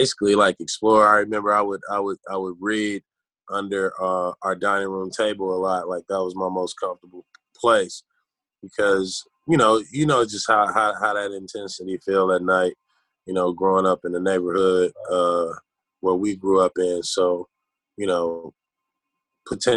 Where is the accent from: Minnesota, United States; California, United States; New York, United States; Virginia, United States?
California, United States; Los Angeles; growing up in South Central